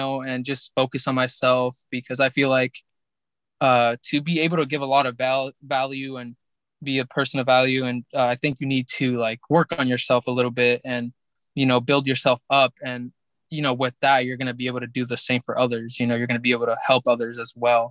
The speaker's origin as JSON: {"language": "English", "country": "Mexico", "said": "we're from Mexico"}